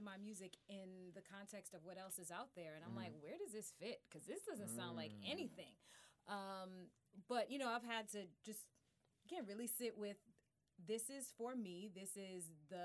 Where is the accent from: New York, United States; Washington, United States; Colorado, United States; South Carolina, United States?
New York, United States; New York City; I'm from Brooklyn.